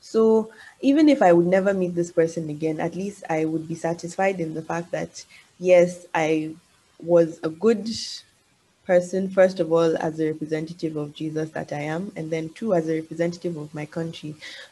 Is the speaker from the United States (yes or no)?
no; Nigeria; moved away; as you know, I have not really grown up in my motherland. And yeah, so, as a Nigerian, unfortunately, in a lot of countries, Nigerians do not have the best reputation in the world.